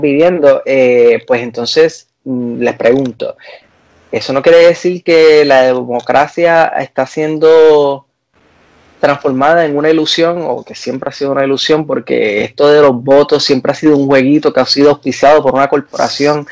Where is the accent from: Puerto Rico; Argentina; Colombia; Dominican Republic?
Puerto Rico; moved away; yo soy boricua